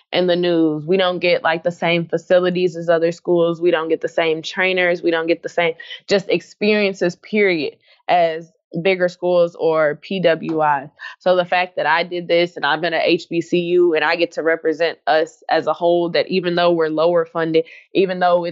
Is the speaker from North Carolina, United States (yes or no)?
no; Jacksonville, Arkansas, United States; originally, I'm from Jacksonville, Arkansas. So there's a very diverse culture. I went to school on the Air Force Base. So you, you can imagine how diverse I grew up.